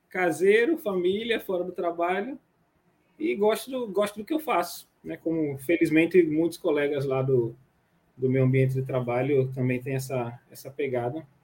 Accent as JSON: {"language": "Portuguese", "region": "Rio de Janeiro", "country": "Brazil", "lives_now": "Sergipe, Brazil", "said": "apegado às minhas raízes aqui em Sergipe, apesar de não ser sergipano. Sou carioca, mas sou."}